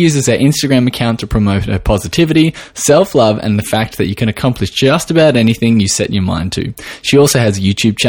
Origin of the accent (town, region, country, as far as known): Australia